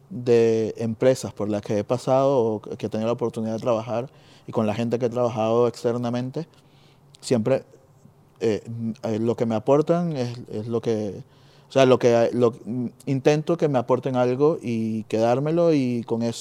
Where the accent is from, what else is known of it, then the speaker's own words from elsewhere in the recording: Venezuela; now in Spain; venimos de Venezuela.